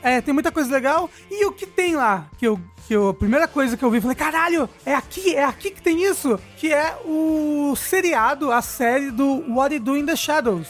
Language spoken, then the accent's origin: Portuguese; Brazil; a gente é brasileiro